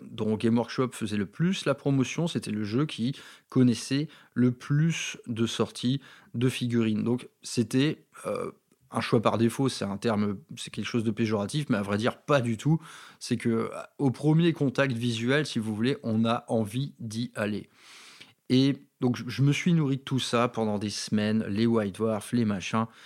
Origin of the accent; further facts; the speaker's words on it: Valenciennes, Hauts-de-France, France; accent: northern French; Dans ma ville natale de Valenciennes, dans le Nord-Pas-de-Calais. Euh, vous avez peut-être noté que derrière tout ça, il y a, un petit accent en dormance.